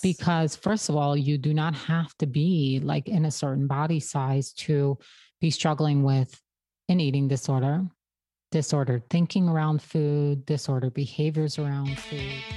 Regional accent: Brooklyn, New York, United States; I grew up in an Orthodox Hasidic community in Brooklyn

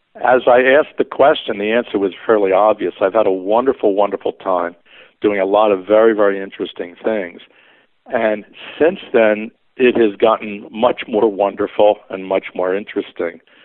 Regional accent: Philadelphia, Pennsylvania, United States; Growing up in Philadelphia, we do not have the kind of car culture like you would see on the West Coast

